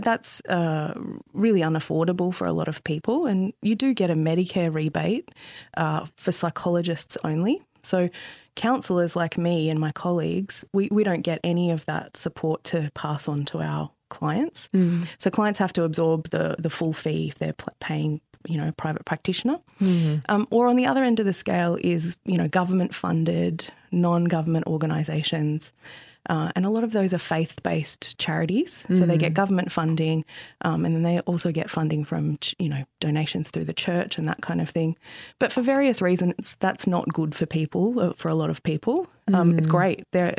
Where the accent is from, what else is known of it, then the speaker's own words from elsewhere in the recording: Central Coast, New South Wales, Australia; I grew up on the central coast of New South Wales in the sort of late 80s and 90s, and it was very different than it is now. It was much smaller. It was kind of like growing up in the country. Mm-hmm. I grew up on a five-acre farm